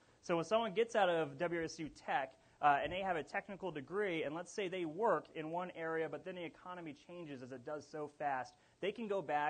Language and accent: English; Wichita, Kansas, United States; I'm from South Wichita. We built this city.